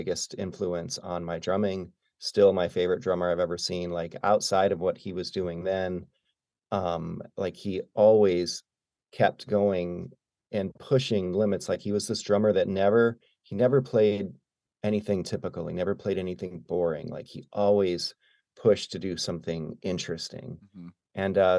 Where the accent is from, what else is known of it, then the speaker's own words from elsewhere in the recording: Arkport, New York, United States; I grew up in upstate New York, so about an hour south of Rochester, in a tiny town called Arkport.